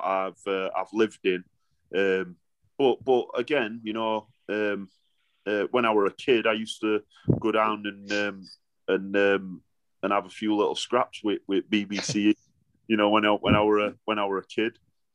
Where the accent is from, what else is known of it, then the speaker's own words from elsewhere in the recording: Sheffield, Yorkshire and the Humber, United Kingdom; I'm from Sheffield